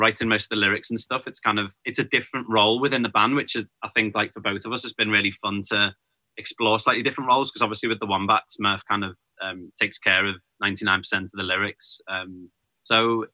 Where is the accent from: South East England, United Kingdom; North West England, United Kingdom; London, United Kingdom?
North West England, United Kingdom; Liverpool; growing up in Liverpool, it was kind of, you just, learned to play whatever was around